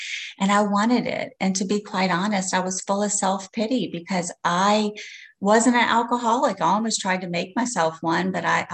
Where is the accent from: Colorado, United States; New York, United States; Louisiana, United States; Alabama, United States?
Louisiana, United States; Slidell; I'm from Slidell, Louisiana